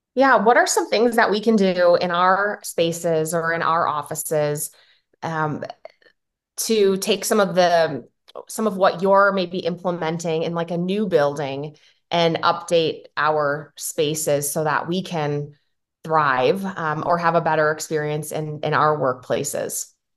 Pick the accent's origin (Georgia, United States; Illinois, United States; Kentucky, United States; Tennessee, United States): Illinois, United States; Chicago; now in Nevada, United States; I'm from Chicago, live in Nevada now